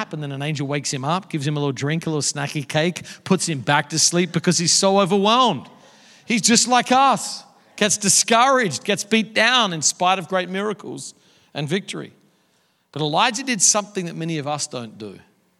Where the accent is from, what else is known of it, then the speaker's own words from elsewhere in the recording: Australia; moved away as an adult; also born or lived in Dallas, United States; now in New York City, United States; I grew up surfing in Australia